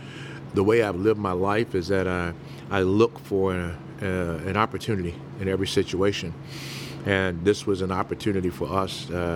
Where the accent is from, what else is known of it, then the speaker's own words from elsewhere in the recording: Mobile, Alabama, United States; moved away as an adult; also born or lived in New Orleans, Louisiana / North Carolina; now in St. Louis, United States; we were in New Orleans for a while, Mama's from there, but we grew up most part of our life in Alabama before moving on to North Carolina